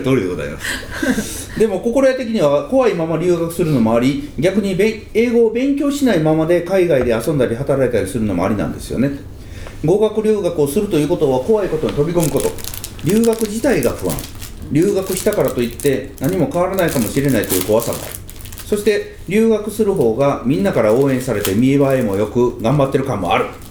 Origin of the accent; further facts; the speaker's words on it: Kansai, Japan; 関西人なんで